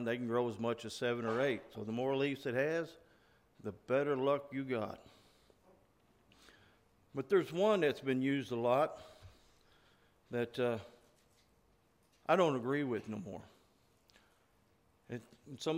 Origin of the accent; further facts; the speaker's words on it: Oklahoma, United States; growing up in Oklahoma